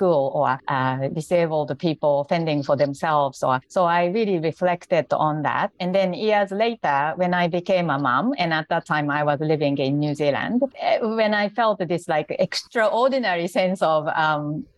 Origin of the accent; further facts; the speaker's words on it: Japan; English is a second language; moved away as an adult; now in Singapore; I'm actually Japanese and I live in Singapore now.